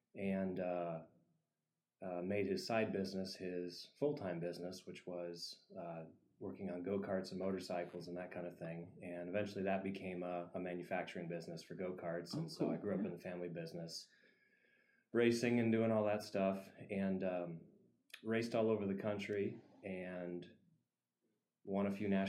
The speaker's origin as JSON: {"language": "English", "town": "Henderson", "region": "Nebraska", "country": "United States", "tie": "born or raised there", "said": "So born and raised in Henderson. Family on both sides is part of the Russian Mennonite Henderson community, so we're pretty tied to the community in that way."}